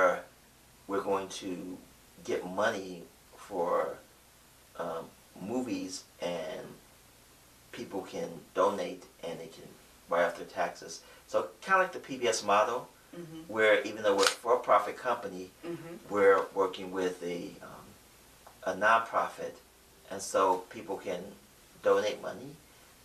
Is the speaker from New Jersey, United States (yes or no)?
no; Cleveland, Ohio, United States; accent: Southern; I grew up in Cleveland